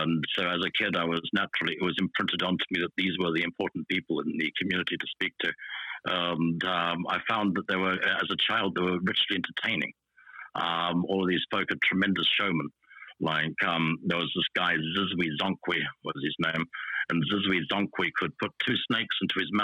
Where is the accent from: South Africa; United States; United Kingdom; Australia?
South Africa; I was growing up in South Africa.